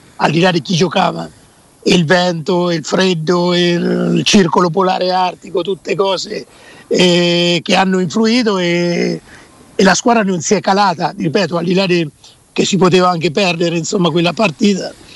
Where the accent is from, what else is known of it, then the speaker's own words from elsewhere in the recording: Perugia, Umbria, Italy; moved away; vicino al Tevere eh, c'era il mio paese